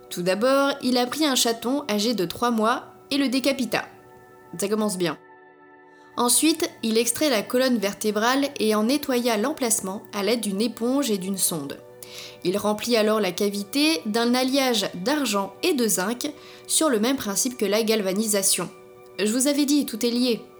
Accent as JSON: {"language": "French", "country": "Germany", "accent": "German", "second_language": "French", "said": "Oh et désolé pour mon accent allemand."}